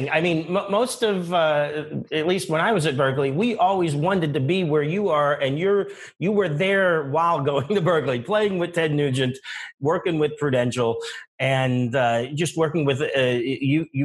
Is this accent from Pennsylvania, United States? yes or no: yes; Johnstown, Pennsylvania, United States; my hometown of Johnstown, Pennsylvania